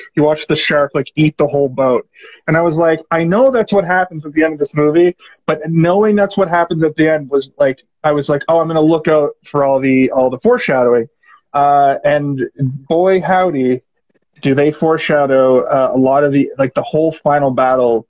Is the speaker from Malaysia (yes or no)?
no; Halifax, Nova Scotia, Canada; moved away as an adult; now in Toronto, Canada; hey, hey, Halifax